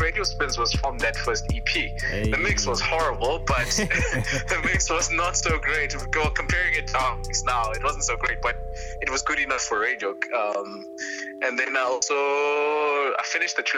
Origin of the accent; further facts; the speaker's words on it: East London, Eastern Cape, South Africa; I'm from East London.